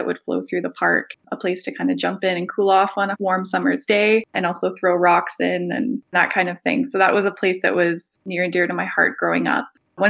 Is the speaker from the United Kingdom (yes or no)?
no; Grande Prairie, Alberta, Canada; now in Edmonton, Canada; I am originally from Grand Prairie, Alberta, which is located just northwest here of Edmonton.